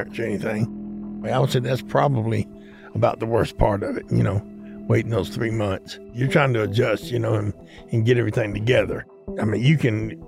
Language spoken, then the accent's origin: English; Atlanta, Georgia, United States; I grew up here in Atlanta. I've been here since I was about knee-high to a goat